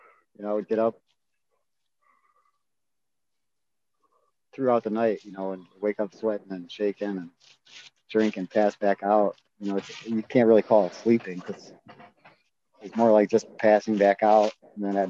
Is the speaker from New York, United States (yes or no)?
no; Avon Lake, Ohio, United States; Avon Lake, my hometown